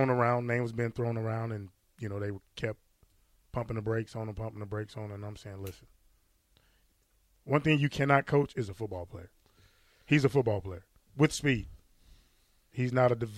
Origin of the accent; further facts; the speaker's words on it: St. Louis, Missouri, United States; I'm from St. Louis